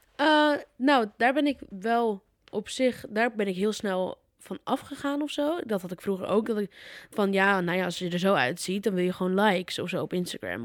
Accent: Putten, Gelderland, Netherlands; moved away; bij ons in Putten

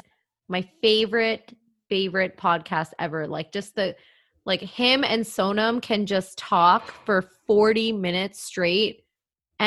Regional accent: Brampton, Ontario, Canada; moved away; I'm moving back home to Brampton

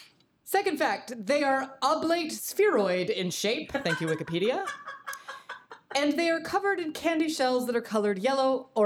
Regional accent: Arkansas, United States; I am from Arkansas.

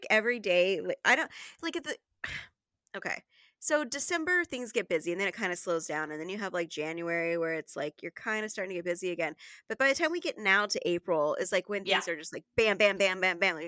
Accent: Arizona, United States; now in Seattle, United States; I'm from Arizona

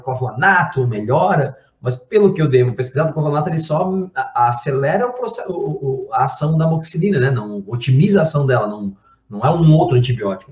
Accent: Brazil; eu, como bom brasileiro

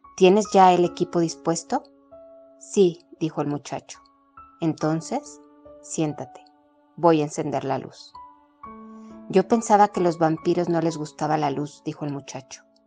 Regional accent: Mexico; soy mexicana

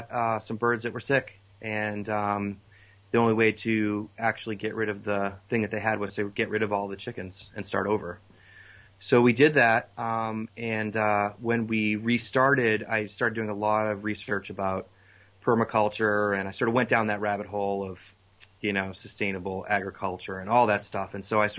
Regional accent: Boston, Massachusetts, United States; moved away as an adult; also born or lived in Colorado; now in North Carolina, United States; I grew up in Boston

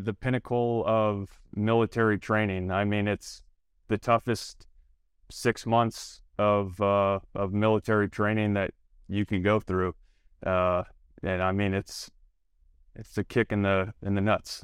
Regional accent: Toledo, Ohio, United States; born and raised in Toledo, Ohio

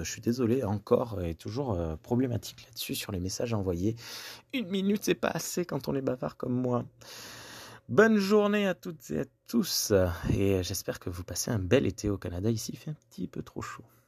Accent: Gers, Occitania, France; chez nous, en France, et notamment dans le Gers

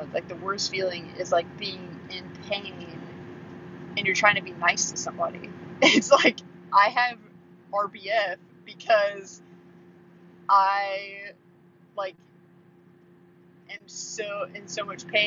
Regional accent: Midwest, United States; we're from the Midwest

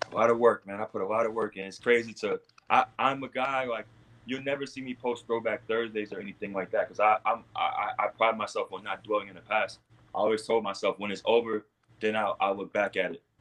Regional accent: New York City, New York, United States; I'm from Queens. I'm from Queens

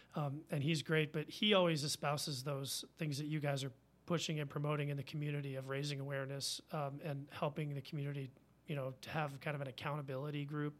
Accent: Virginia, United States; now in Madison, United States; I'm from Virginia. I'm a U V A fan

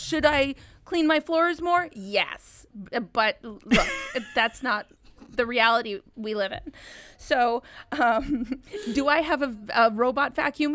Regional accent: Minnesota, United States; I'm from Minnesota

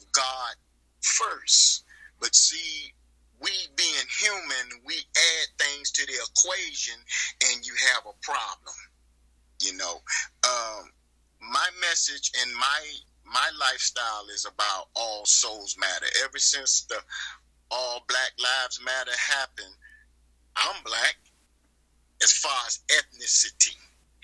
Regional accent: East Coast, United States; I come from the East Coast, okay? I was born from the 13 original colonies

